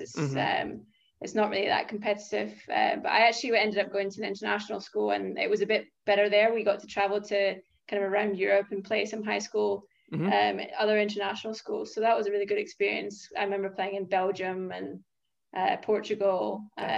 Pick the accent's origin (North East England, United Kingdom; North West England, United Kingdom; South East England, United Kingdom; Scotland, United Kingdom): Scotland, United Kingdom; Aberdeen; So I'm from Aberdeen, Scotland